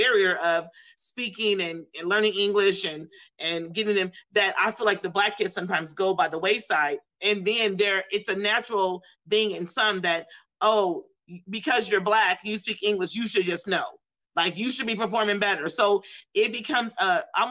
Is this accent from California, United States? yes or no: yes; outskirts of the Bay Area, California, United States; I was born and raised in California, and I was in the outskirts of the Bay Area